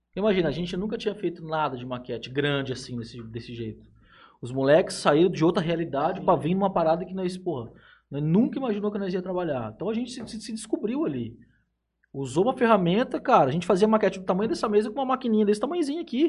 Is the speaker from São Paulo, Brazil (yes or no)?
yes; Jales, São Paulo, Brazil; a gente é de Jales